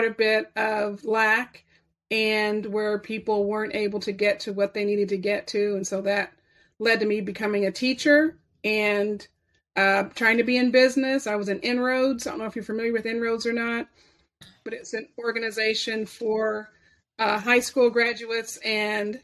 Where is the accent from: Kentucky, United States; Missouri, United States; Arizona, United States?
Missouri, United States; Kansas City; I was born and raised here in the greater Kansas City area